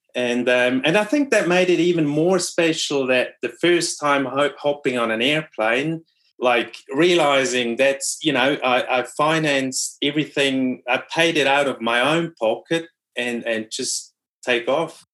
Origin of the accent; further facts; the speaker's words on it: Switzerland; first language Swiss German; English is a second language; moved away as an adult; also born or lived in New Zealand; my brother and me we were speaking swiss german